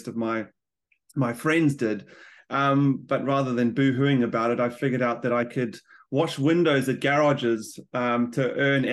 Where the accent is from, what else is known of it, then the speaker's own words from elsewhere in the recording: South Africa; moved away as an adult; now in New Zealand; I'm a South African immigrant, like a lot of New Zealanders now, and I've been in New Zealand for the last 12 years.